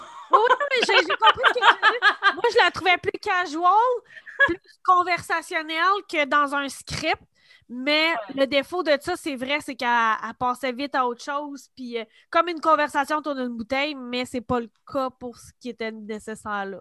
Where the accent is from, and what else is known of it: Quebec, Canada